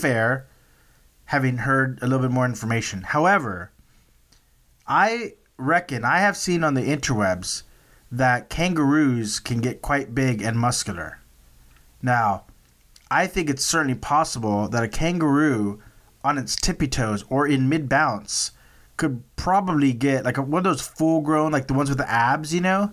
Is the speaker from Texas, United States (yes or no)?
yes; Texas, United States; I'm from Texas